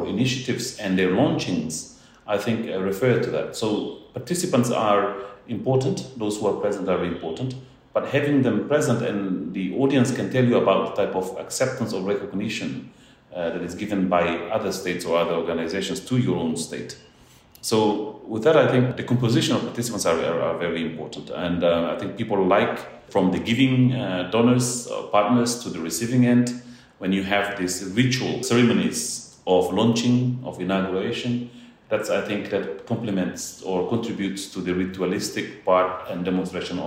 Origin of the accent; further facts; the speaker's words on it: Maliana, Bobonaro, Timor-Leste; I was born and raised in East Timor, in Timor-Leste. And I'm so proud of the fact that I come from Maliana, Bobonaro